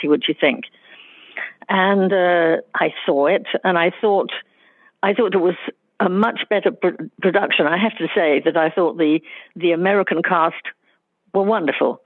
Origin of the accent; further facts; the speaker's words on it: London, United Kingdom; also born or lived in Wales; I'm half Welsh, and during the serious bombing in the war in London where we lived, I used to go off to stay with my grandparents